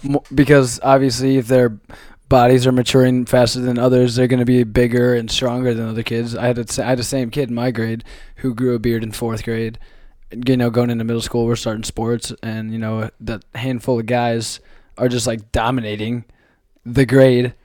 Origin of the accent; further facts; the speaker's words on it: Grinnell, Iowa, United States; I'm from Iowa